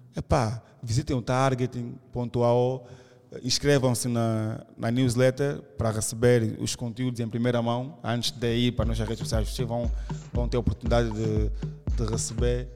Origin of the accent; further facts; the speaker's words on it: Angola; nós somos uh, ah, da Angola